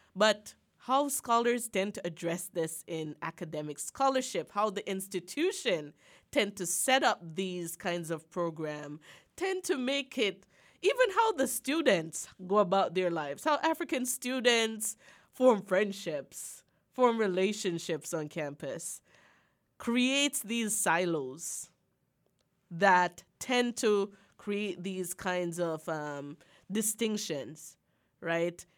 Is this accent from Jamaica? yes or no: yes; Jamaica; now in Arkansas, United States; I think of myself as an Akan, as a Jamaican